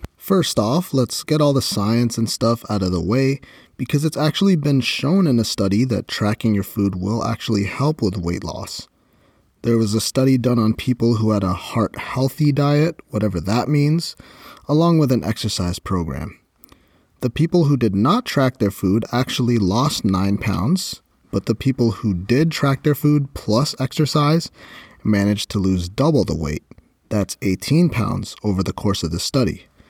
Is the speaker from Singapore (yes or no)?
no; Canada; I'm Canadian